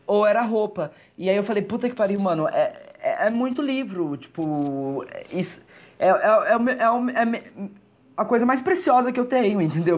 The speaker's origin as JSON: {"language": "Portuguese", "town": "Araçatuba", "region": "São Paulo", "country": "Brazil", "tie": "born or raised there", "also_born_or_lived": "Bauru / Londrina / São Bernardo do Campo / Neiva, Colombia", "moved": "as an adult", "said": "nasci em Aracatuba, aí morei em Aracatuba, morei em Bauru. Aí né, teve um tempo que meus pais moraram em Bauru. Morei em Aracatuba, voltamos para Aracatuba, então cresci em Aracatuba"}